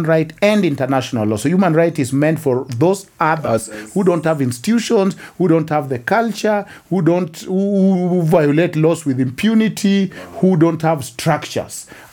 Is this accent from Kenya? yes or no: yes; Kenya; moved away as an adult; also born or lived in United States; I never even thought so much as a Kenyan. I knew I am a Luo from this village